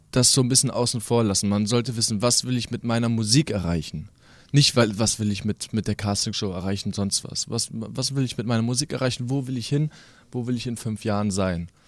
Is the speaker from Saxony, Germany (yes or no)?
no; Kassel, Hesse, Germany; Schließlich komme ich ja hier aus Kassel